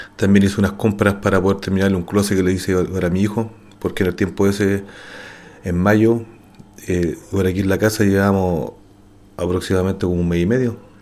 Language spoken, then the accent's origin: Spanish; Santiago, Santiago Metropolitan Region, Chile; Soy nacido y criado en Santiago, en la comuna de Los Pejos